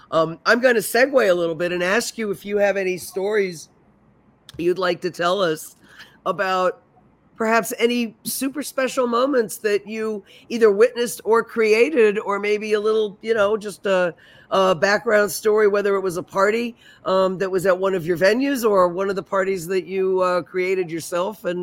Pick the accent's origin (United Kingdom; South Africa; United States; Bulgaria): United States; New York; as a New Yorker, you like. Okay, I know where I'm going on Sunday night.